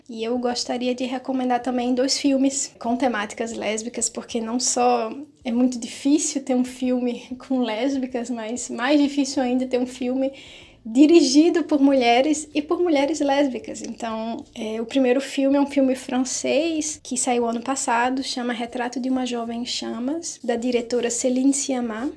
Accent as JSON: {"language": "Portuguese", "region": "Northeast Region", "country": "Brazil", "said": "eu sou nordestina"}